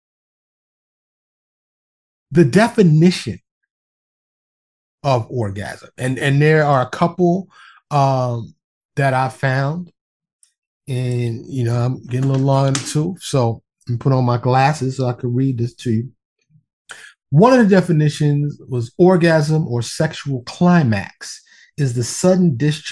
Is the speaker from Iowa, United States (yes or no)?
no; New York City, New York, United States; now in Dallas, United States; born and raised in New York City, but I live in Dallas, outside of Dallas now